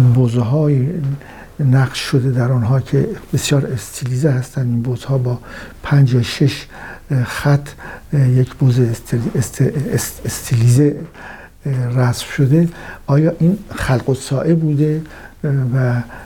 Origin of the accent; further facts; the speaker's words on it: Iran; سرزمین فرهنگی ما ایرانیان